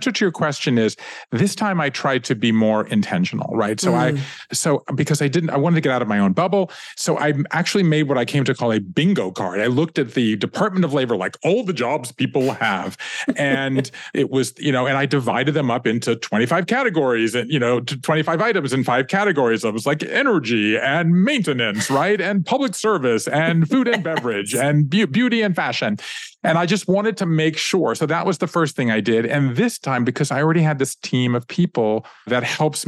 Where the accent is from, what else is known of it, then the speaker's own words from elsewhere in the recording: Savannah, Georgia, United States; I grew up in Savannah, Georgia